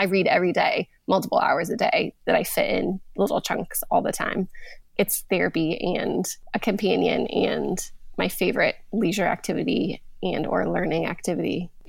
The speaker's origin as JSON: {"language": "English", "region": "Montana", "country": "United States", "tie": "born or raised there", "said": "I've always been a reader. I grew up in Montana, so a small rural town, and I could ride my bike to the library."}